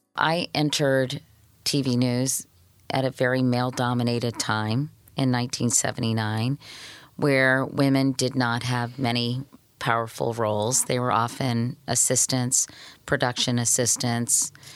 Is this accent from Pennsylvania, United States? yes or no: no; Arlington, Virginia, United States; I grew up in Arlington, Virginia, right outside of Washington, D C, so really a suburb of D C